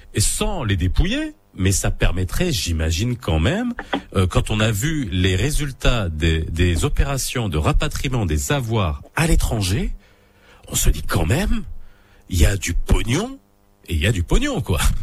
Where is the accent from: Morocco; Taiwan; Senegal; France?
Morocco; chez nous au Maroc